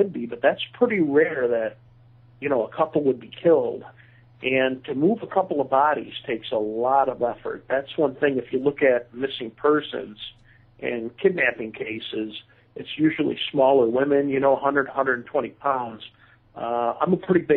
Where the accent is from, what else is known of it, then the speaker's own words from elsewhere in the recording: Grand Haven, Michigan, United States; I grew up near Grand Haven. I spent a lot of time as a youth on the beaches of Grand Haven